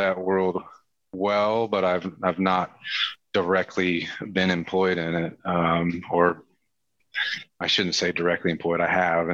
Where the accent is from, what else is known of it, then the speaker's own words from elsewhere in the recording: Nebraska, United States; moved away as an adult; also born or lived in Charlotte area; now in Charlotte, United States; No, I'm a transplant from the Midwest. I grew up really in Nebraska